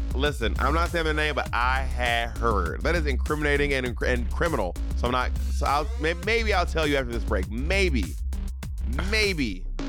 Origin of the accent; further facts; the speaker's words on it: Atlanta, Georgia, United States; moved away; also born or lived in New York City, United States / Alabama, United States; I am from Atlanta, and I am a New Yorker.